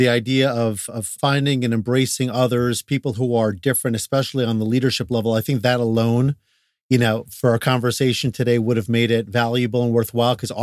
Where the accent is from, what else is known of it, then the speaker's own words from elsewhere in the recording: New York, United States; moved away as an adult; also born or lived in Atlanta; I grew up in New York and I was a head of school down in Atlanta.